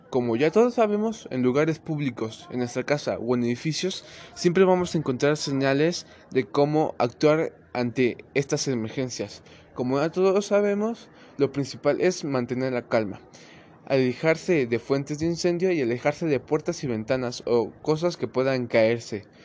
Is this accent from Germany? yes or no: no; Mexico; como sabemos, en, en nuestros antecedentes como sociedad mexicana hemos sido muy machistas